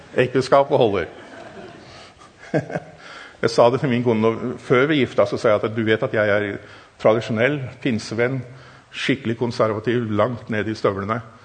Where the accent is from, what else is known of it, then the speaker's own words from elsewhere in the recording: Germany; Norwegian is a second language; also born or lived in Africa; now in Norway; Jeg er tysker